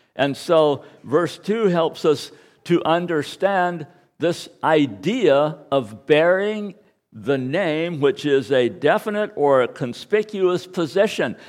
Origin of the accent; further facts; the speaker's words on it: United States; I am an American